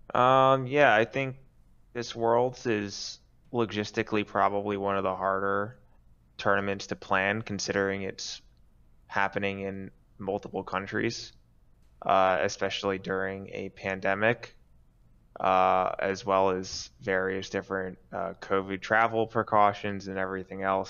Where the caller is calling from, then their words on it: Jersey City, New Jersey, United States; I'm calling from Jersey City, New Jersey.